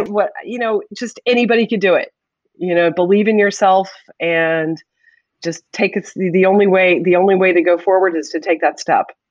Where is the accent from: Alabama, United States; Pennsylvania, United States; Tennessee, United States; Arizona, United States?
Pennsylvania, United States; Pittsburgh; moved away as an adult; now in New Jersey, United States; I'm from Pittsburgh